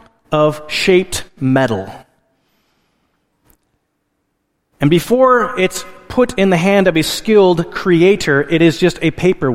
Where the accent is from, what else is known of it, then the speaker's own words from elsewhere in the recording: Alaska, United States; moved away; I grew up in Alaska, and in Alaska, our primary source of heat was a wood stove